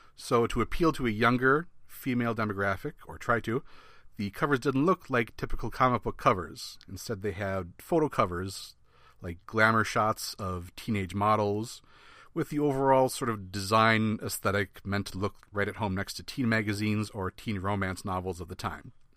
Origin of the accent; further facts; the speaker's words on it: Midwest, United States; I'm from the Midwest